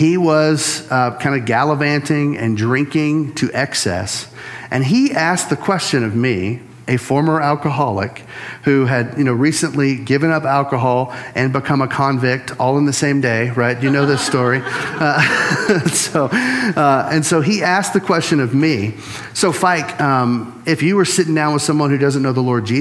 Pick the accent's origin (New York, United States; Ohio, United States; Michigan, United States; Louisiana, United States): Louisiana, United States; I'm from Louisiana